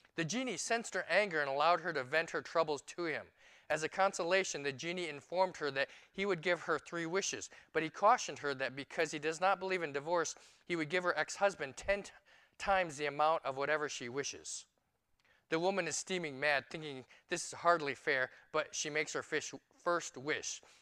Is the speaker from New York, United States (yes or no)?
yes; New York City, New York, United States; now in Phoenix, United States; I'm a New Yorker